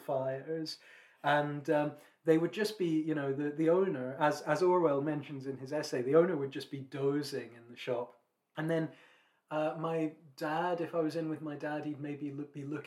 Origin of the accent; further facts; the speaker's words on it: near Edinburgh, Scotland, United Kingdom; when I was growing up in the late 90s, early 2000s, and we used to visit Edinburgh, which was the nearest city to my hometown